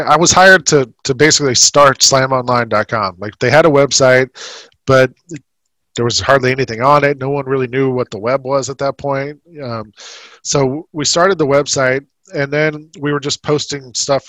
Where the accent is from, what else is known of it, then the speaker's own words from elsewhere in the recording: Atlanta, Georgia, United States; moved away as an adult; also born or lived in New York City; I was a Hawks fan growing up in Atlanta